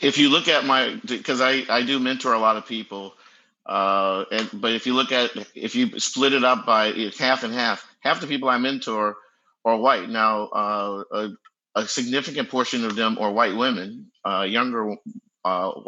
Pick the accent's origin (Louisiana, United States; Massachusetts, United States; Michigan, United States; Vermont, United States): Louisiana, United States; New Orleans; now in Bay Area, United States; I'm from New Orleans, you know, in the 70s and 80s